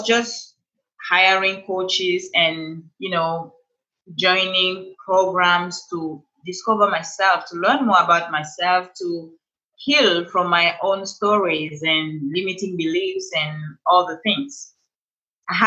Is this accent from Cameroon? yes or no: yes; Cameroon; moved away as an adult; now in Los Angeles, United States; So I'm originally from Cameroon. That's where I have this beautiful accent. I moved in to Los Angeles 4 years ago, straight from Cameroon